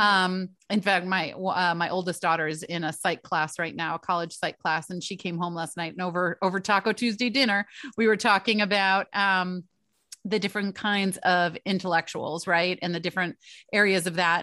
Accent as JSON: {"language": "English", "region": "Michigan", "country": "United States", "moved": "yes", "lives_now": "East Coast, United States", "said": "I am from Michigan, so, uh, my entire family's in Michigan. I live over on the East Coast now"}